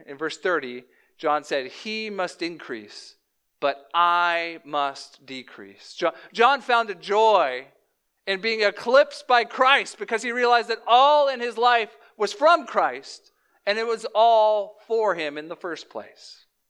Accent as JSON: {"language": "English", "region": "Louisiana", "country": "United States", "tie": "born or raised there", "also_born_or_lived": "Chicagoland", "moved": "yes", "said": "I was born in Flor-, uh, Louisiana, down, like, in the South"}